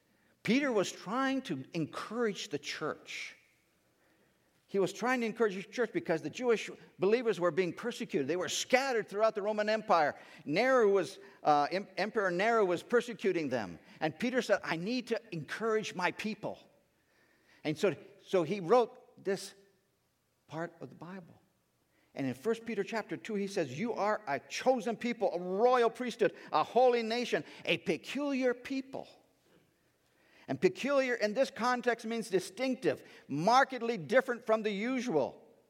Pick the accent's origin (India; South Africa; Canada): India; now in United States; And growing up in India, in that time, we didn't have a lot of telecommunications, TV, cell phones. We didn't really know what was going on back in the United States.